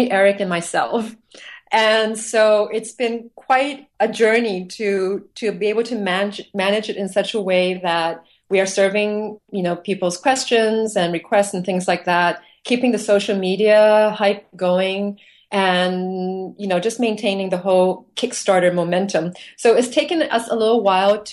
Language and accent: English; Hong Kong; moved away; thinking back to my childhood, growing up in Hong Kong and visiting different countries in Asia